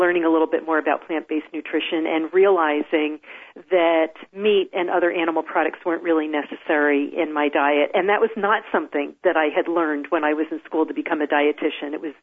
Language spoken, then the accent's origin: English; New Jersey, United States; moved away as an adult; also born or lived in Washington, D.C. area; now in Pacific Northwest, United States; I grew up in New Jersey.